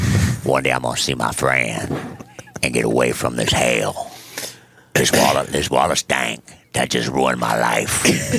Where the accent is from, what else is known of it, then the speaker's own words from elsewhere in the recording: Midwest, United States; and we were raised in the Midwest.